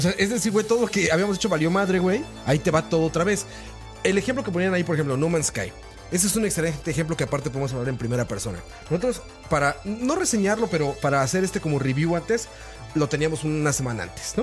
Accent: Mexico; now in Costa Rica; Yo soy mexicano

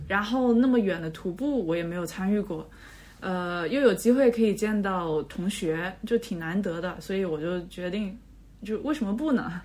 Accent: Zhejiang, China; 因为我老家是浙江那边

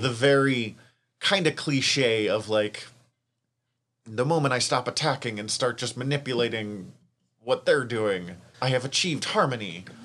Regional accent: Montana, United States; accent: Montana; my Montana accent

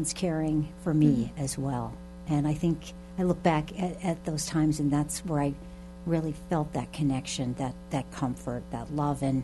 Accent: Arlington, Massachusetts, United States; I'm originally from Arlington, went to Arlington Catholic, and then went on to Boston College

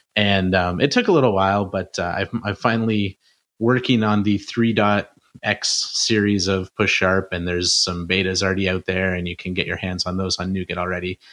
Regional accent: Canada; I'm from Canada

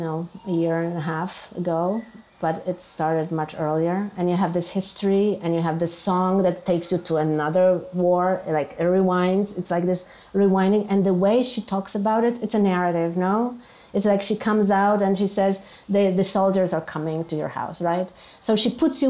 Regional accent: Poland; moved away as an adult; also born or lived in New York, United States; now in Warsaw, Poland; I'm a Polish artist

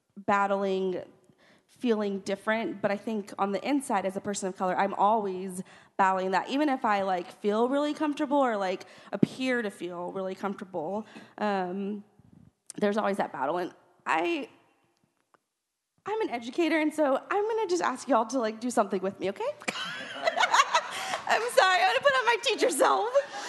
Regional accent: Texas, United States; born there; because I feel like it has given me such perspective in the way that I was born in South Texas

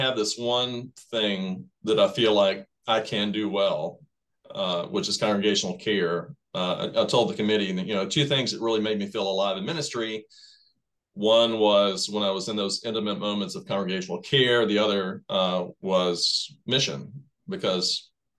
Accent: Shelbyville, Tennessee, United States; I'm a native Tennessean. I was born in Middle Tennessee, Shelbyville, Tennessee.

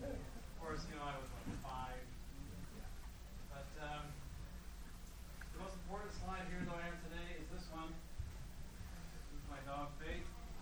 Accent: West Coast, United States; By the way, thank you all for coming, because I am from the West Coast, and when I got here the other day

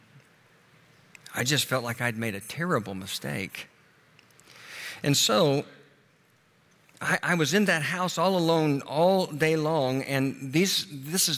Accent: Tulsa, Oklahoma, United States; moved away as an adult; I flew to Tulsa, my hometown

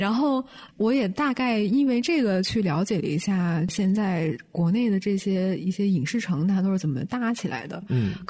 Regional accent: Beijing, China; 我作为一个北京人，从来没有去过。

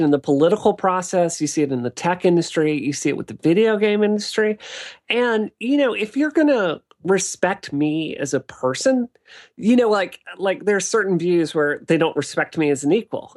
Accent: Mississippi, United States; now in Boston, United States; being a kid in Mississippi in the eighties and nineties

